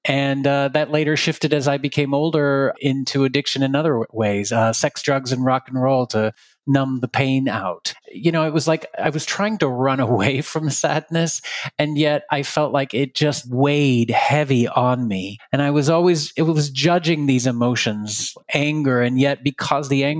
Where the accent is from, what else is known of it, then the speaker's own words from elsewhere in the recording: Texas, United States; I grew up in Texas